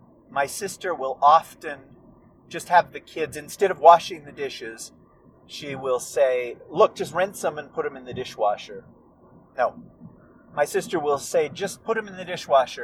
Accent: United States; accent: American; my American accent

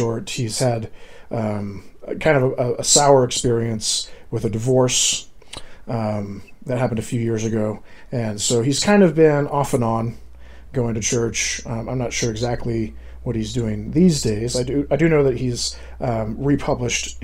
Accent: Seattle, Washington, United States; we grew up in Seattle

